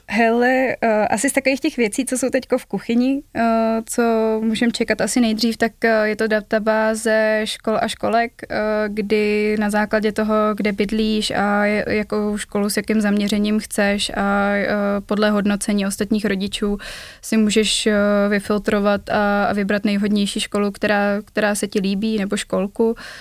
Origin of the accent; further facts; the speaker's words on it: Prague, Czechia; accent: East Prague; můj východopražský přízvuk